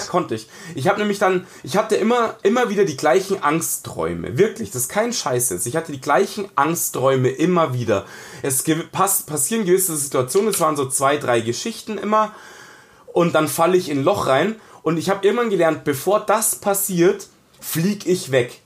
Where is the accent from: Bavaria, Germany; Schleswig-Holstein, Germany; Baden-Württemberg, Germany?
Bavaria, Germany; Munich; ich bin im Ghetto aufgewachsen, in einem, in einem von zwei ausgewiesenen Münchner Ghettos